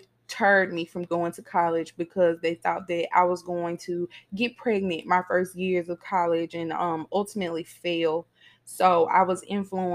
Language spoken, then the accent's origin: English; Mississippi, United States; I live in Mississippi. I was born and raised in Mississippi.